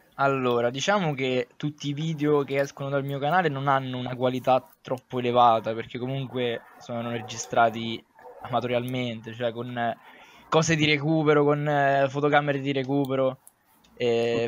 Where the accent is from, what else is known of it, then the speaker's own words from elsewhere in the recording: Sonnino, Lazio, Italy; mio paese, di Sonnino